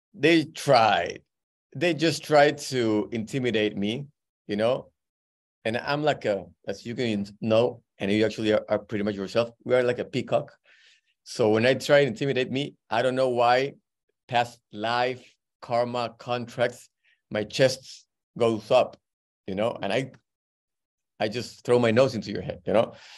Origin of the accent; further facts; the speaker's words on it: Peru; moved away; I'm from Peru